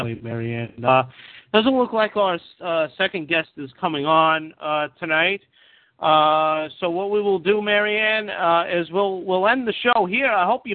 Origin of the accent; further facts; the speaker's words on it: New York, United States; Everybody knows I'm a New Yorker.